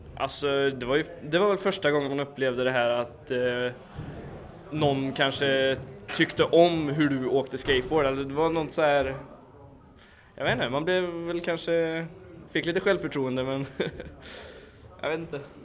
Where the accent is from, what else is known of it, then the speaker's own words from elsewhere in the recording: Karlstad, Värmland, Sweden; now in Skoghall, Sweden; jag kommer från Karlstad, fast eh, jag bor på Skoghall.